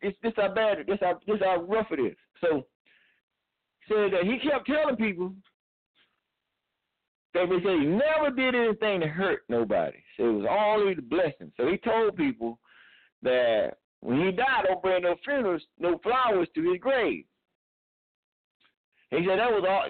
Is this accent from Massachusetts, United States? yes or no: no; Clinton, North Carolina, United States; moved away; we were both born in the same county